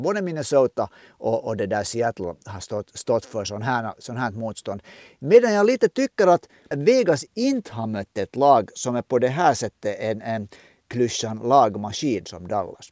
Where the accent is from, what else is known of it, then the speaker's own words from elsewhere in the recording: Finland; som en finländsk ishockeyvän